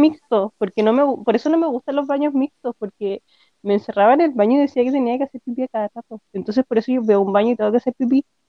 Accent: Rancagua, O'Higgins, Chile; also born or lived in San Fernando; yo también nací en Rancagua

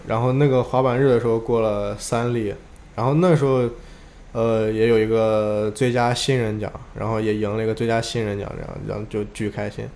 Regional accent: Xi'an, Shaanxi, China; 我是来自西安的

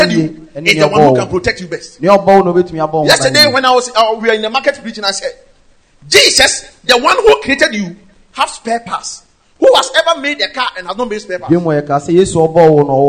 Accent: Ejisu, Ashanti, Ghana; In my hometown, Ejoso

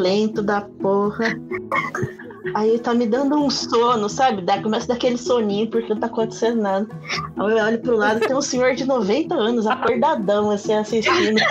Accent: Brazil; Eu sou brasileiro.

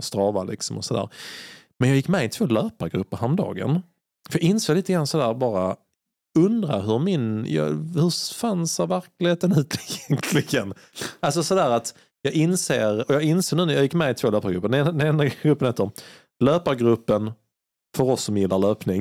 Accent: Sweden; jag kommer från Sverige

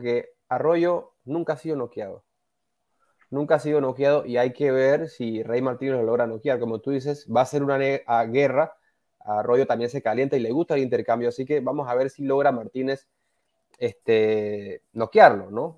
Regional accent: Panama; uno como panameño

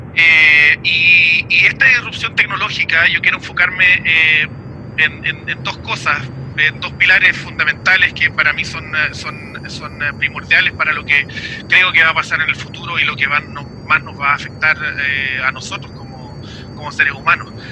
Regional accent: Chile; also born or lived in Puerto Montt, Chile / New Zealand; de Chile, obviamente, como mi país de origen

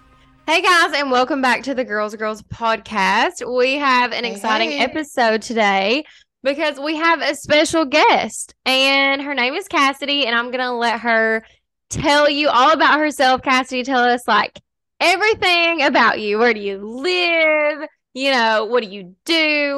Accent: Kentucky, United States; also born or lived in Lexington, Kentucky; I live in Kentucky. So we've lived here our whole lives, but we did move from like a super small town to like a decent sized city. So the last like 5 years I've lived in Lexington, which is like way bigger than my hometown.

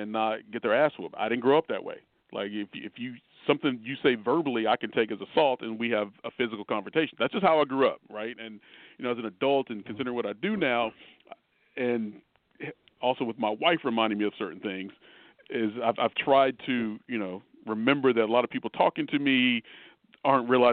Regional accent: Louisville, Kentucky, United States; moved away as an adult; also born or lived in Los Angeles / Memphis; now in Connecticut, United States; growing up in Kentucky

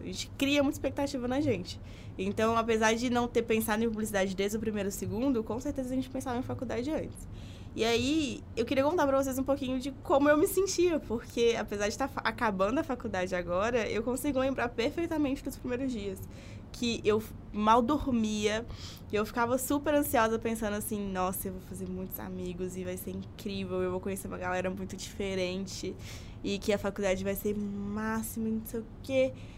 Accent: Belo Horizonte, Minas Gerais, Brazil; sou de BH mesmo, diferente dos dois. Então, nasci, vivi, nunca saí daqui

